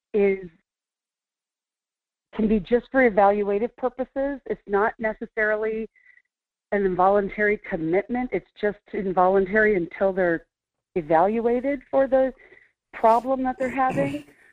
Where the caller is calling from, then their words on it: Fairbanks, Alaska, United States; I'm in Fairbanks.